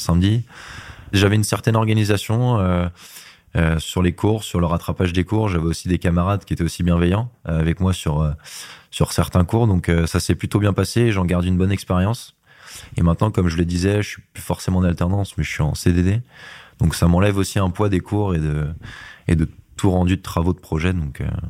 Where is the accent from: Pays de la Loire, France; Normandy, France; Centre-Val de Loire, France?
Pays de la Loire, France; Laval; now in Nantes, France; je suis natif de Laval